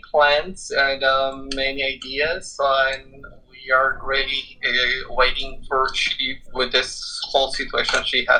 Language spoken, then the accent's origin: English; Quito, Pichincha, Ecuador; moved away; I'm originally from Quito, Ecuador. And okay. In Ecuador, the capital city, it's in a very high altitude in the Andes Mountains.